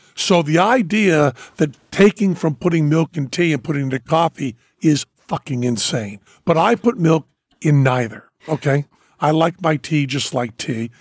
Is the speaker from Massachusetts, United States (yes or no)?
yes; Western Massachusetts, United States; I'm from Western Massachusetts